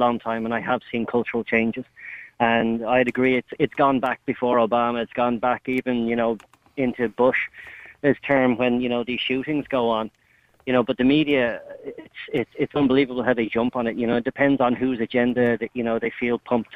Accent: Dublin, Leinster, Ireland; also born or lived in outside Washington, D.C., United States; now in Washington, D.C., United States; I'm Irish myself. I grew up in Dublin, but I've been living over here for a long time

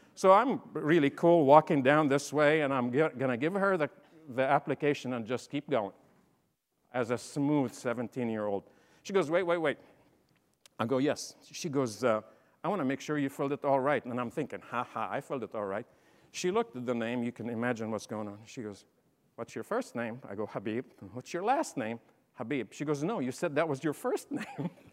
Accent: Champaign, Illinois, United States; I'm from Illinois, Champaign

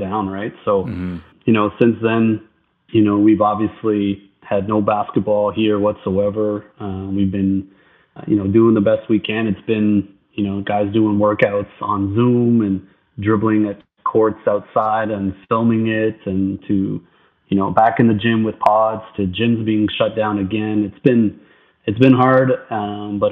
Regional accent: Ottawa, Ontario, Canada; I grew up here in Ottawa

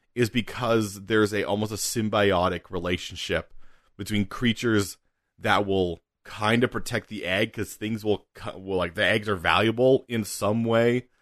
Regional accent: United Kingdom; we're British

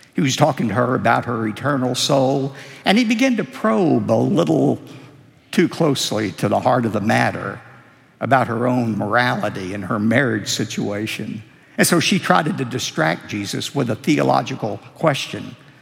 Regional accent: United States; I'm very proud that I'm a citizen of this great country

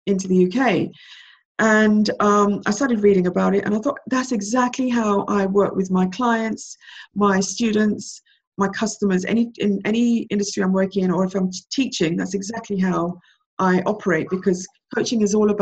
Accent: Jamaica; moved away; I was born in Jamaica and I came over from Jamaica, you know, to be with my mom who'd left me here, left me in, you know, behind with my grandmother

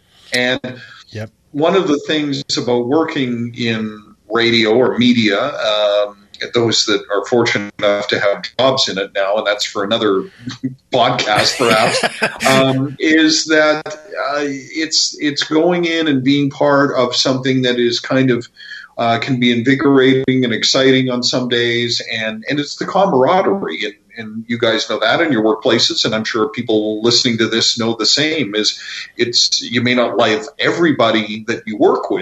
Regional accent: Vancouver, British Columbia, Canada; I come from growing up in Vancouver

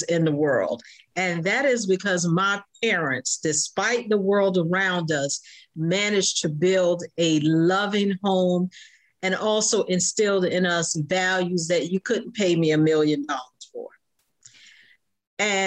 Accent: Jacksonville, Florida, United States; I was born and raised in Jacksonville, Florida

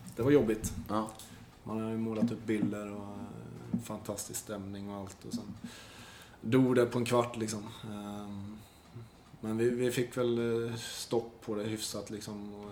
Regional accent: Nässjö, Jönköping County, Sweden; mamma hemma i Nässjö och, Saras föräldrar i Nässjö

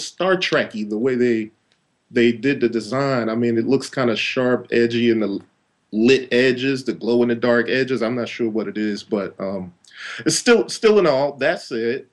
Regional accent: Chicago, Illinois, United States; growing up in Chicago and close to Detroit

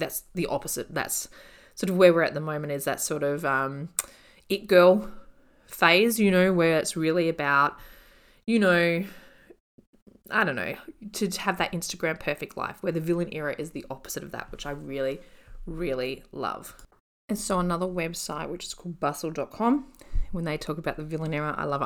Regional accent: Australia; I'm Australian

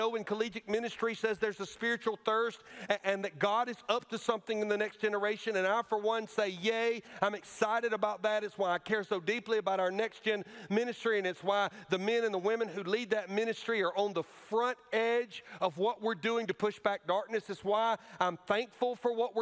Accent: Alabama, United States; moved away; my home state and where I went to college, at Auburn University.

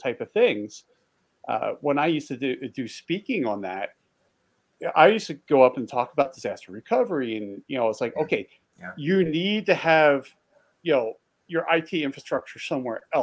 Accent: East Coast, United States; I grew up on the East Coast

